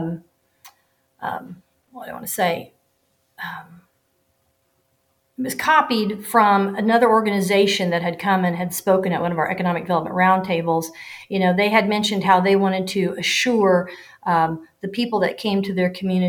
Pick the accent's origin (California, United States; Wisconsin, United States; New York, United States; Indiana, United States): Indiana, United States; Owen County; I'm from Owen County